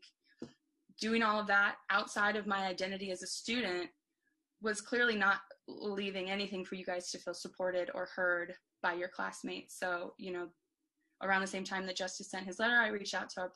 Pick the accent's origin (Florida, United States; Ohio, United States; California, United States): Florida, United States; growing up in Florida